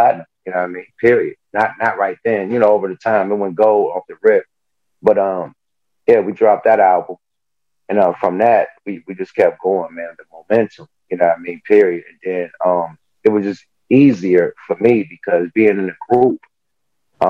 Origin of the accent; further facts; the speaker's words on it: Oakland, California, United States; I'm from the Pill, one of the most notorious projects from Oakland